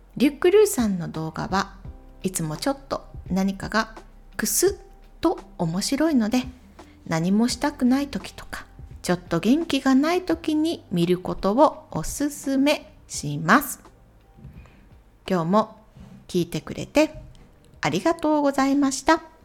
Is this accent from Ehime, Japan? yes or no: yes; Ehime, Japan; 私と同じ愛媛県出身の YouTuber ですので